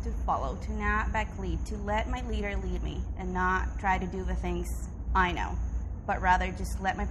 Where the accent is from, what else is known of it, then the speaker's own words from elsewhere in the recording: Dominican Republic; I'm 25 years old. I'm from Dominican Republic, so consider Latino.